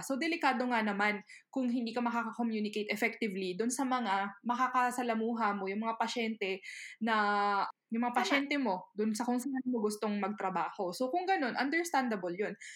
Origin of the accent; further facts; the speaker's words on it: Philippines; now in Japan; bilang ako ay Pilipino